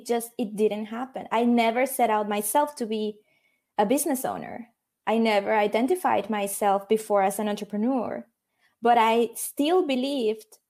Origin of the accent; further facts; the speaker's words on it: Mexico; moved away as an adult; now in Netherlands; I come from Mexico. It was never my intention to move outside of Mexico. Never, okay? So I moved to the Netherlands when I turned 30 years old